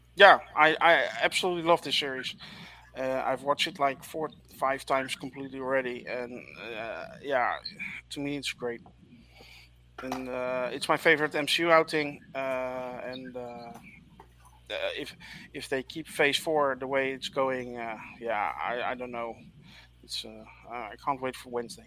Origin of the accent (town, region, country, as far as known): Netherlands